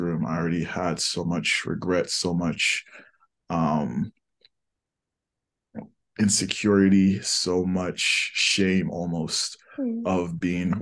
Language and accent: English; New Jersey, United States; also born or lived in Nigeria / Philadelphia; I grew up in New Jersey. Growing up in New Jersey, that's definitely where I started to realize not only that was I Black, but I was African